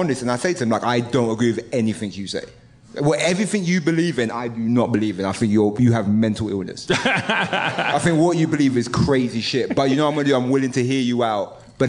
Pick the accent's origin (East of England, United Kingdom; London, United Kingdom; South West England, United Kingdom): London, United Kingdom; I'm from the east of London. So I'm from East London, so that's like working class area backdrop